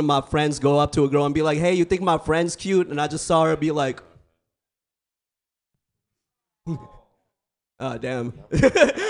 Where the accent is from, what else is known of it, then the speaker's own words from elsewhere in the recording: San Francisco Bay Area, California, United States; I grew up in the Bay, born and raised